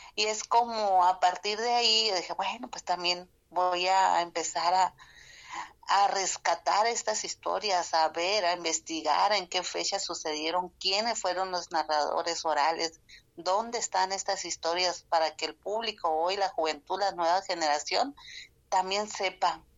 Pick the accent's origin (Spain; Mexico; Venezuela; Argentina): Mexico; Sonora; Spanish is a second language; vengo de Sonora